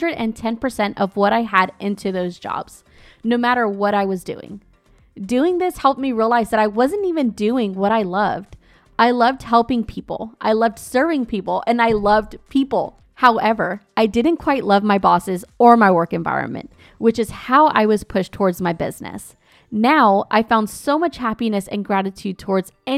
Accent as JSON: {"language": "English", "town": "Azusa", "region": "California", "country": "United States", "tie": "born or raised there", "said": "my hometown, Azusa, California"}